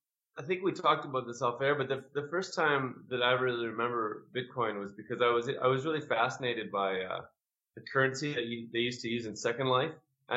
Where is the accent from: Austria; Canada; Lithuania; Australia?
Canada; We're from Canada, so we play pretty regularly in Canada.